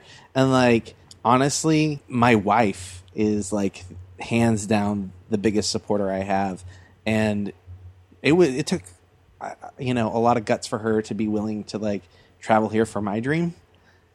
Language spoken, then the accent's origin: English; Seattle, Washington, United States; moved away as an adult; now in Los Angeles, United States; in Seattle, which is what I consider my hometown, were things in college, you know, like meeting my wife and getting married there.